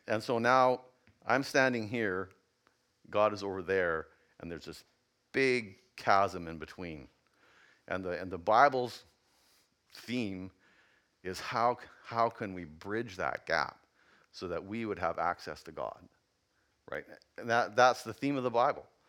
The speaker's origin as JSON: {"language": "English", "region": "Yukon", "country": "Canada", "said": "I come from the Yukon."}